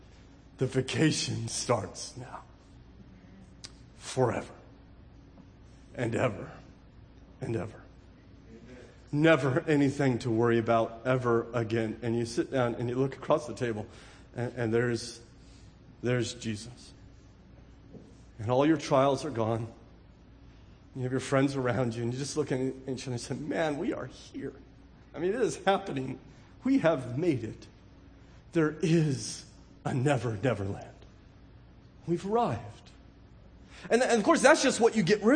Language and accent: English; California, United States; I'm from California